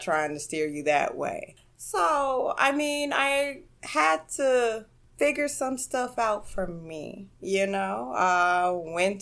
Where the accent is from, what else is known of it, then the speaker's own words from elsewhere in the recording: Gary, Indiana, United States; moved away as an adult; also born or lived in Chicago area; now in New York, United States; Born and raised in Gary, Indiana.